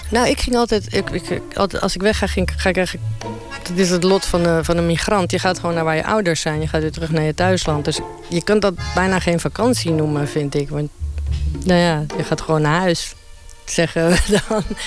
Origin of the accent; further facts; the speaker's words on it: Uruguay; now in Netherlands; ik kom dus uit Uruguay